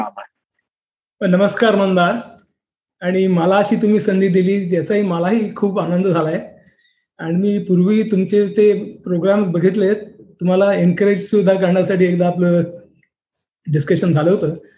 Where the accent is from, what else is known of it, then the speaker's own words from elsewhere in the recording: Mumbai, Maharashtra, India; now in Silicon Valley, United States; माझा जन्म मुंबईमध्ये झाला